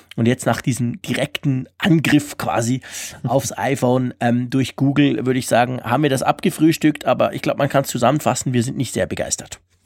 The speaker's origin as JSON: {"language": "German", "country": "Switzerland", "said": "Ich versuche Deutsch zu sprechen als Schweizer"}